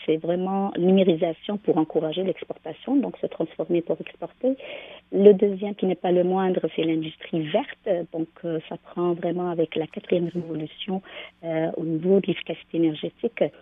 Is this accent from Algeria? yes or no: yes; Algeria; moved away; je viens de l'Algérie, dans une usine de, produits chimiques pour les matelas. Donc, j'ai grandi dans cet univers